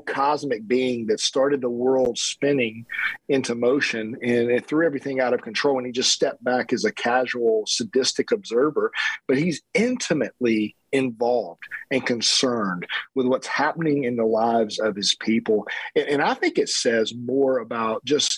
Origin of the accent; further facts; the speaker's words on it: South Georgia, United States; growing up in South Georgia